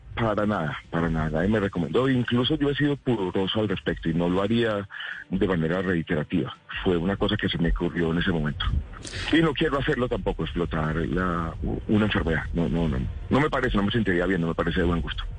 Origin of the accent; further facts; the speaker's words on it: Paisa, Antioquia, Colombia; yo crecí en una familia paisa